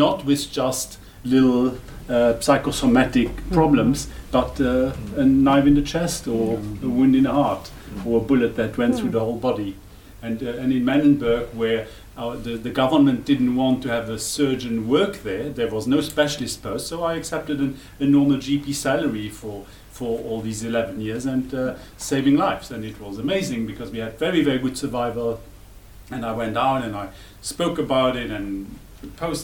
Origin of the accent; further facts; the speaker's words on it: Luxembourg; English is a second language; moved away as an adult; now in South Africa; I'm not German, because Luxembourg is independent and we speak a dialect that split 1,000 years ago